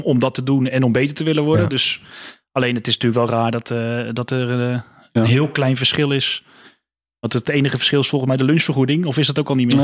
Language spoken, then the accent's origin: Dutch; Houten, Utrecht, Netherlands; ik zat dus in Houten op school